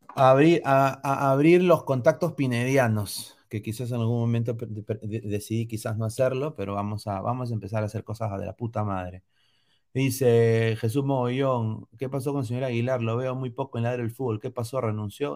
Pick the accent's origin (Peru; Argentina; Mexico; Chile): Peru; Yo como peruano